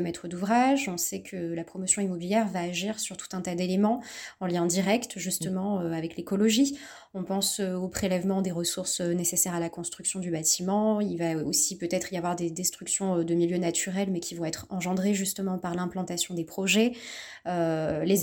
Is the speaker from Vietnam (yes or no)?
no; Bordeaux, Nouvelle-Aquitaine, France; je suis originaire de Bordeaux